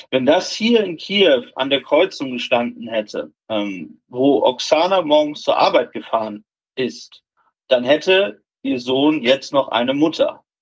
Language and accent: German; Germany; okay, ja, ich bin ein Deutscher und so, und wenn die Russen mich jetzt kriegen, dann, ja, werden die mich halt irgendwie nicht töten